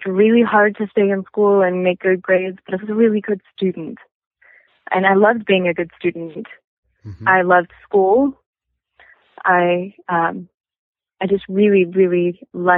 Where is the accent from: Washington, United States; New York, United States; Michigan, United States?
Washington, United States; I grew up in Washington State where tick knowledge is not common knowledge at all.